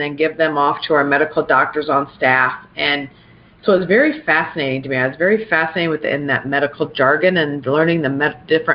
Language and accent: English; South Dakota, United States; also born or lived in Pierre, South Dakota / Brandon, South Dakota; I was born in Pierre, South Dakota, and ironically enough, we didn't live too far, and Pierre is where our state capital is. And I didn't live too far from the state capitol, so I actually grew up playing like on our governor's mansion lawn